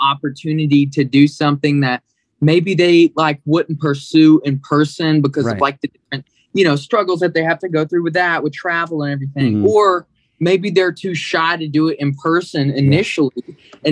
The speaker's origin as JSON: {"language": "English", "town": "Pell City", "region": "Alabama", "country": "United States", "moved": "as an adult", "lives_now": "West Hollywood, United States", "said": "I'm from Birmingham, but I'm really like 30 minutes away from Birmingham. I live in Pell City"}